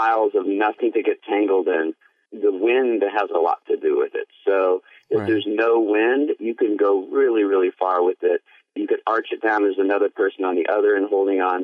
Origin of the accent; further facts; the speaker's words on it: New York, United States; I'm from New York.